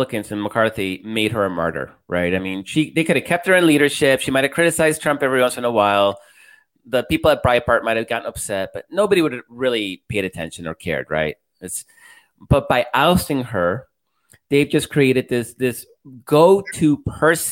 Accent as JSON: {"language": "English", "town": "Chicago", "region": "Illinois", "country": "United States", "tie": "born or raised there", "said": "I was in Chicago. I grew up in Chicago"}